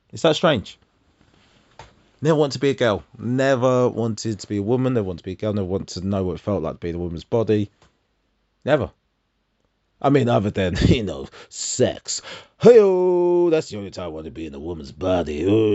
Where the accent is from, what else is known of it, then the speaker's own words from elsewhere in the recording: London, United Kingdom; …, one of London 10.